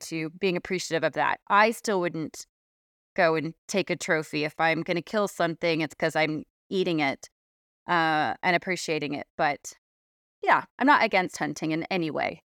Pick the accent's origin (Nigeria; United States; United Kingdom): United States; South Orange County, California; moved away; I grew up in South Orange County in California.